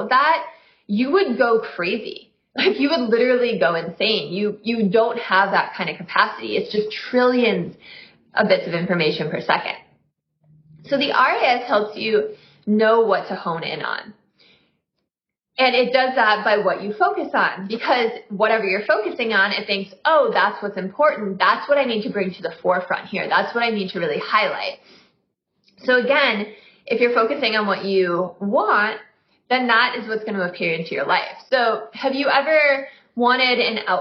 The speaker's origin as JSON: {"language": "English", "region": "Midwest", "country": "United States", "said": "I'm from the Midwest"}